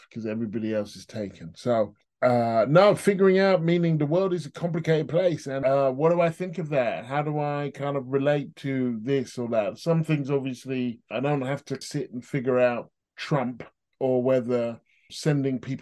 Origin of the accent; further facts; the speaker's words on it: Stevenage, East of England, United Kingdom; moved away as an adult; also born or lived in Hitchin / Dalston, London; now in London, United Kingdom; I grew up in Stevenage.